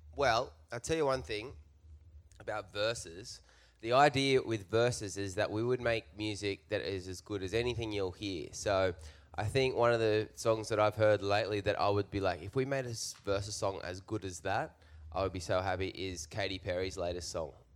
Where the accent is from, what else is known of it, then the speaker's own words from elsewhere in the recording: Newcastle, New South Wales, Australia; now in Nashville, United States; we're from Australia. We're from Newcastle, Australia